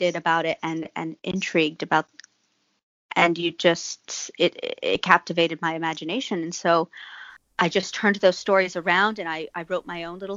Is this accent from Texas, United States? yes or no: yes; Texas, United States; I'm from Texas